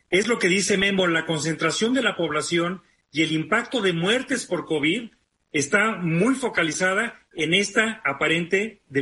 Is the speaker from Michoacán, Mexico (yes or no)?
no; Guanajuato, Mexico; yo que crecí en Guanajuato, a la Ciudad de México ya la considerábamos